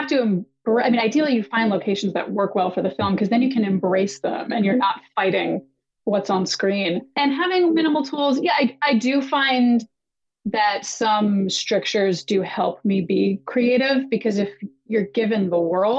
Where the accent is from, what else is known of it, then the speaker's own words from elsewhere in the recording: Boston, Massachusetts, United States; moved away as an adult; also born or lived in New York; I grew up in Boston, moved to New York for undergrad, loved theater and photography in high school